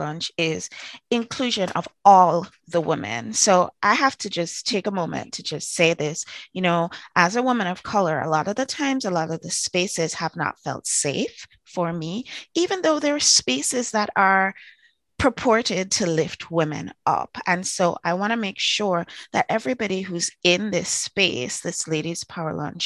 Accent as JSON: {"language": "English", "country": "Trinidad & Tobago", "tie": "born or raised there", "said": "I was born in Trinidad"}